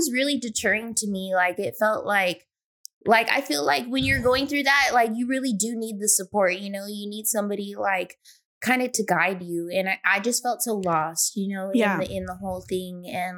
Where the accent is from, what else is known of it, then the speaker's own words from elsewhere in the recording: Riverside, California, United States; I'm from Riverside, California, and I'm a nail tech.